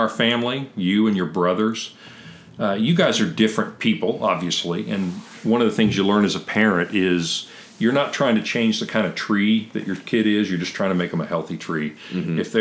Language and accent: English; Kentucky, United States; I'm a hillbilly from Kentucky